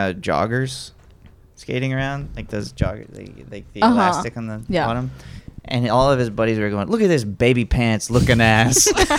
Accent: Alabama, United States; I'm from Alabama.

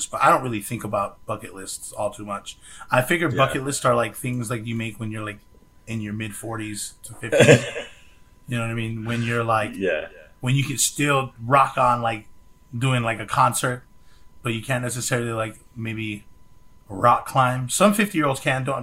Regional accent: Hawaii, United States; moved away; I grew up in Hawaii

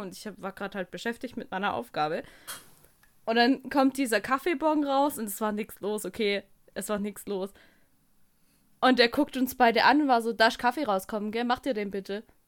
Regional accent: Germany; als Deutscher

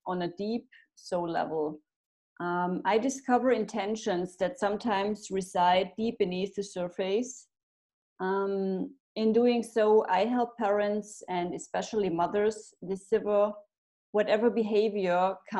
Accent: Germany; moved away as an adult; also born or lived in France; now in Italy; I'm from Germany, but emigrated in 2017

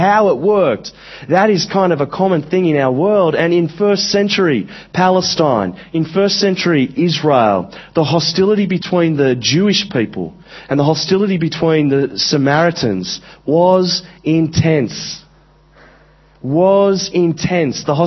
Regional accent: Central Coast, New South Wales, Australia; I grew up in Australia. I grew up on the Central Coast, which is a very Anglo place

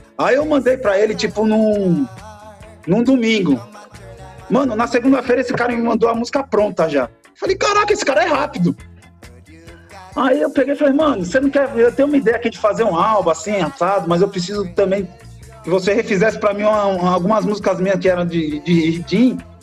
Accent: Rio de Janeiro, Brazil; moved away as an adult; now in São Paulo, Brazil; eu nasci aqui em São Paulo, só que eu morei um tempão, desde moleque, né, 20 e tantos anos lá no Rio de Janeiro

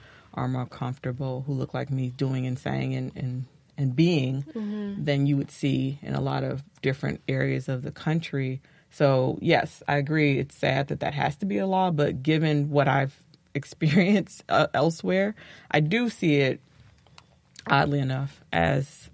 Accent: Chicago, Illinois, United States; I grew up in Chicago

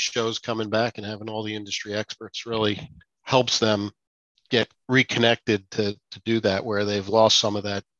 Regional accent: Edgewater, New Jersey, United States; moved away; I grew up in Edgewater right under the GW Bridge

